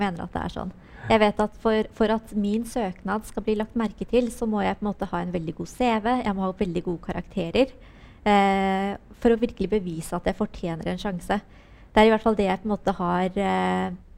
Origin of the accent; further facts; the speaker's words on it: Oslo, Norway; oppveksten min på Holmen var eh, fantastisk